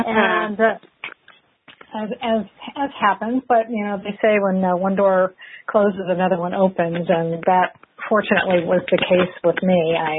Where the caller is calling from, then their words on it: Oviedo, Florida, United States; I am calling from Oviedo, Florida, which is just outside of Orlando.